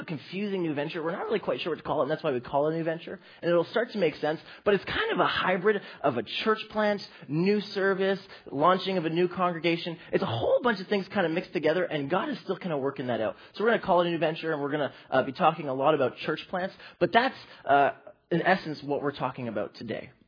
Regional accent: Toronto, Ontario, Canada; I grew up in the youth ministry here.

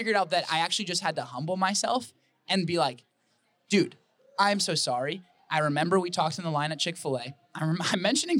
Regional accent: Wisconsin, United States; now in Arizona, United States; I love Arizona. I am really, really loving it here. I'm originally from Wisconsin, but I'm loving it here.

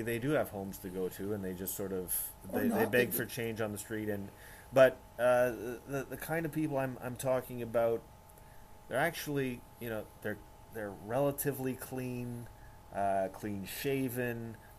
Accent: Winnipeg, Manitoba, Canada; I am from Winnipeg.

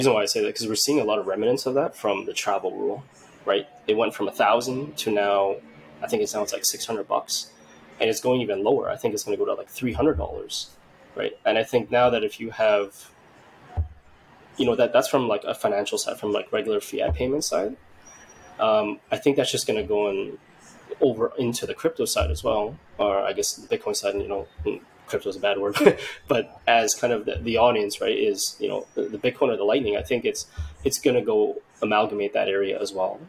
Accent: Vietnam; now in Canada; my background, where I'm from is from Vietnam.

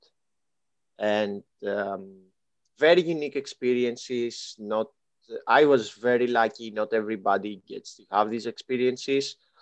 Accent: Kalamata, Peloponnese, Greece; English is a second language; moved away as an adult; also born or lived in Athens, Greece / Germany / Los Angeles, United States; now in Southern California, United States; I was born and raised in Greece

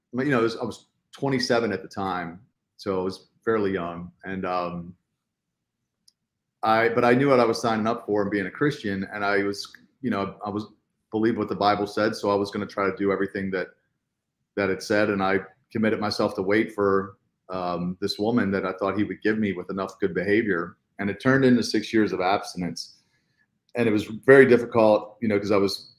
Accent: Baltimore, Maryland, United States; I was born and raised in Baltimore.

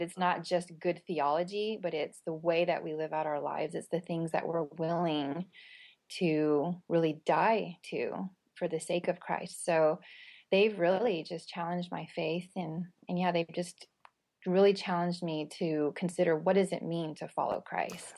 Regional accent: United States; I was born here.

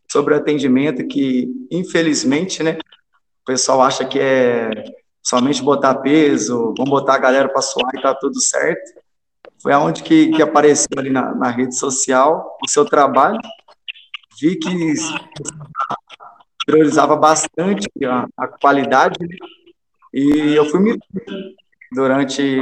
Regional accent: Estiva, Minas Gerais, Brazil; porém sou natural de Estiva, que é uma cidade menor, próxima aqui de, de Pouso Alegre, dá uns 30 quilômetros.

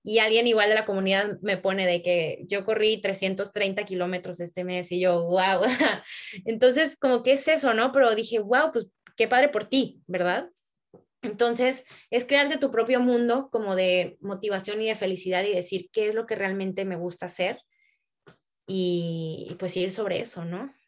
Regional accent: Tampico, Tamaulipas, Mexico; moved away as an adult; now in Mexico City, Mexico; yo crecí en Tampico

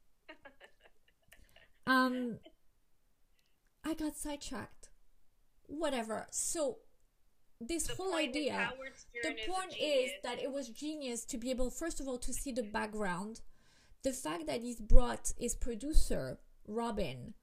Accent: Miami, Florida, United States; I'm from Miami

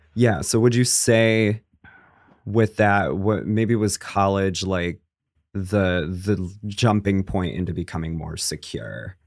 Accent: Connecticut, United States; moved away as an adult; also born or lived in Los Angeles; I'm from Connecticut, in case you can't tell by the tone

